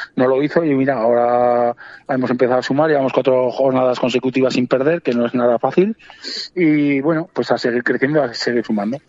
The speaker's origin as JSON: {"language": "Spanish", "town": "Cariñena", "region": "Aragon", "country": "Spain", "tie": "born or raised there", "said": "yo soy de allí, de, de Carillena, soy natural de allí"}